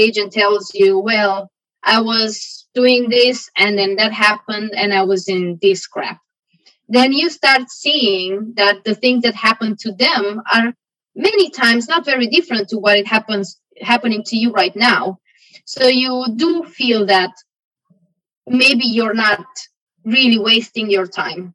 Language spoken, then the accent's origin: English; Romania; moved away as an adult; also born or lived in Aarhus, Denmark; now in Denmark; back in my home country, and not the whole country, you know, like I can't speak for the whole country, but where I come from, you know, you have a small bubble where you come from, and that was what was defining my life, you know. It doesn't apply to the whole country of Romania